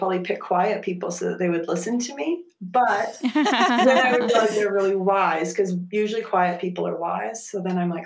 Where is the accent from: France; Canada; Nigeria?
Canada; rural area of Eastern Ontario; also born or lived in Texas; I grew up right around here